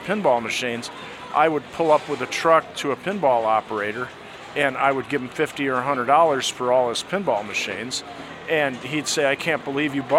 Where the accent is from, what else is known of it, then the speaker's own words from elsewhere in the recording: Michigan, United States; I grew up in Michigan